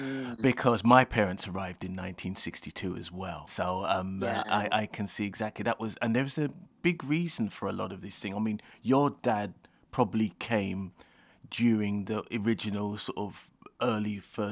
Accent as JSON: {"language": "English", "region": "London", "country": "United Kingdom", "first_language": "Jamaican Patois", "said": "I'm from Lewisham, so I know where Bermondsey is. So at the end, I'm from South London as well."}